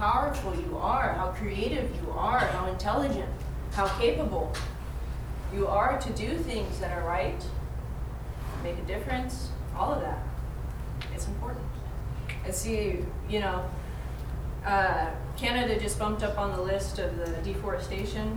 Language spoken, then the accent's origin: English; Arizona, United States; I'm from Arizona